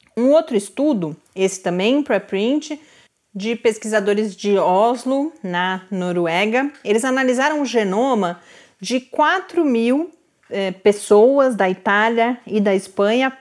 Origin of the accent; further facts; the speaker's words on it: Santos, São Paulo, Brazil; cresci em Santos